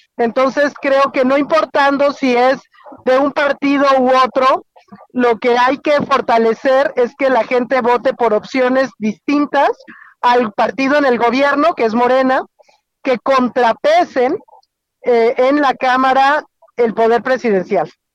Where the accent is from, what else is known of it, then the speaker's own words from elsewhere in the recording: Querétaro, Mexico; de hecho voy camino a mi tierra, eh, voy en carretera hacia Querétaro